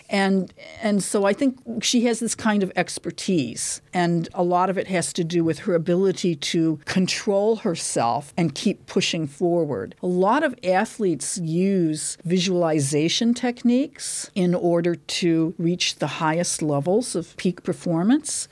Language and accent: English; Detroit, Michigan, United States; moved away as an adult; now in Dunedin, New Zealand; I'm from Detroit, Michigan